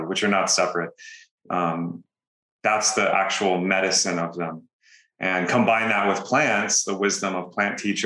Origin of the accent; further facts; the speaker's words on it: Texas, United States; moved away; also born or lived in California; Born and raised in Texas, moved to California, became a digital nomad